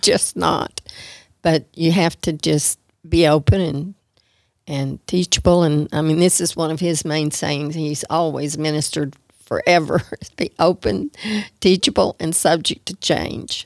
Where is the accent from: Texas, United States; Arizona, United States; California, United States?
Texas, United States; Amarillo; I was raised all my life in Amarillo